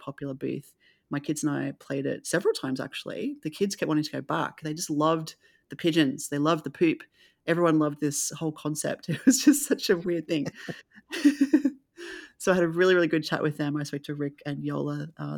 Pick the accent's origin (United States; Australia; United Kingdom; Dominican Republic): Australia; especially just for me as an Australian to see all this great work coming out of Australia.